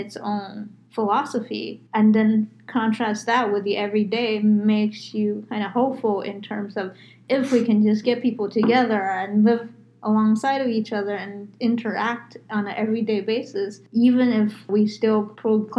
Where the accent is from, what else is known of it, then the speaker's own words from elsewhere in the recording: New York, United States; now in Arizona, United States; I'm from New York